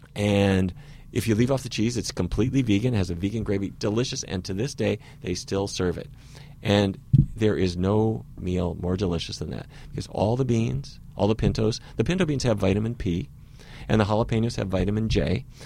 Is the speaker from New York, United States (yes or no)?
no; Fargo, North Dakota, United States; I grew up in Fargo, North Dakota